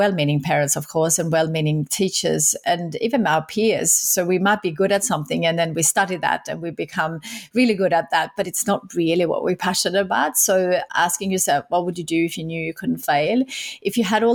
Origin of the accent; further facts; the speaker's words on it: Sweden; moved away as an adult; now in Australia; I grew up in Sweden